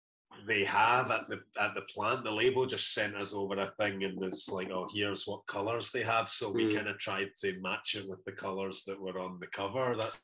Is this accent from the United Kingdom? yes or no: yes; Glasgow, Scotland, United Kingdom; I was born I guess I was actually born just around the corner in York Hill Hospital, I think. But I've lived in Shettleston, kind of between Shettleston and Toll Cross is where I'm from.